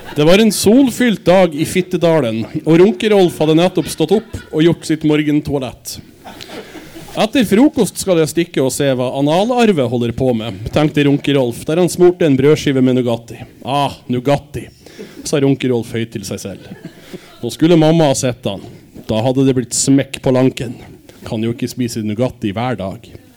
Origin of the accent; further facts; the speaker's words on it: Denmark; moved away; jeg er dansk